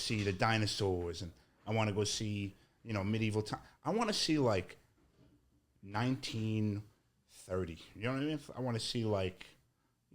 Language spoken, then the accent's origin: English; New York City, New York, United States; I'm from Staten Island.